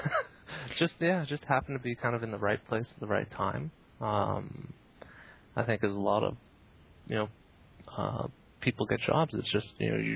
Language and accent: English; Canada; now in Bay Area, United States; being Canadian